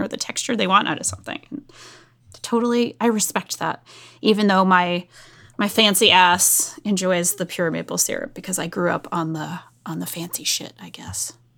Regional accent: New England, United States; I grew up in New England

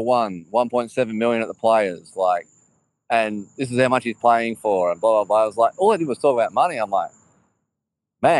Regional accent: Australia; I'm an Australian

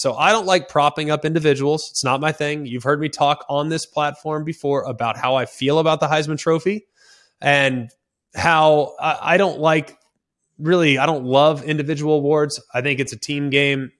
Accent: Dallas, Texas, United States; I'm from Dallas, Texas

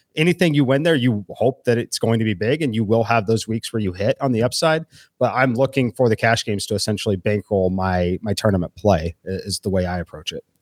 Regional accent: Kansas City, Missouri, United States; moved away; I'm originally from Kansas City

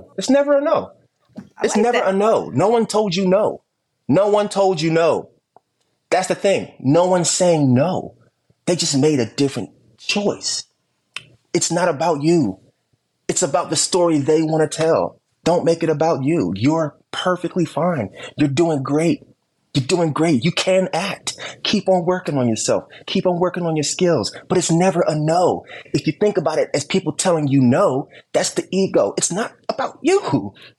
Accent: Camden, New Jersey, United States; I'm from Camden, New Jersey

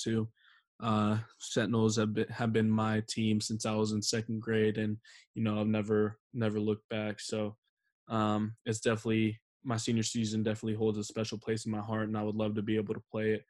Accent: Steilacoom, Washington, United States; my hometown

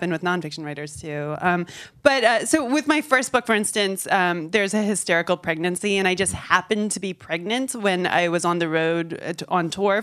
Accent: upstate New York, United States; also born or lived in North Central Florida; now in Florida, United States; I'm from upstate New York, where people are pretty buttoned up

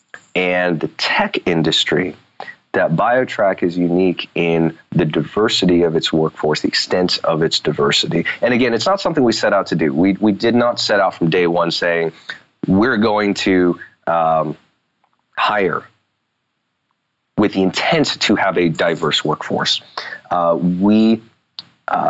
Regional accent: United States; I was born here in the States. I'm U.S. citizen

